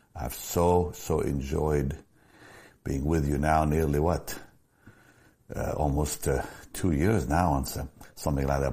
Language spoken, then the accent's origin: English; Israel; moved away; I was born in Israel